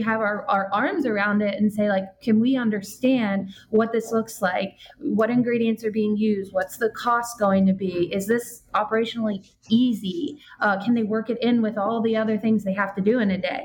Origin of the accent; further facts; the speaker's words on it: New Jersey, United States; I'm from New Jersey